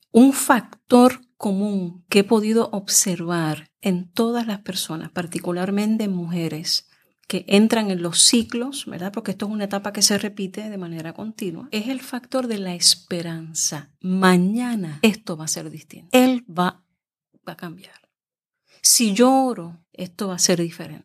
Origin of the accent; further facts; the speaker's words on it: Puerto Rico; la realidad nuestra como mujeres puertorriqueñas